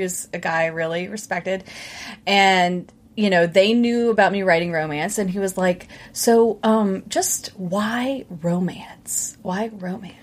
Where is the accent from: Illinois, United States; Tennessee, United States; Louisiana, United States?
Louisiana, United States; Baton Rouge; accent: southern; I was born and raised in Baton Rouge, which is really just like a southern accent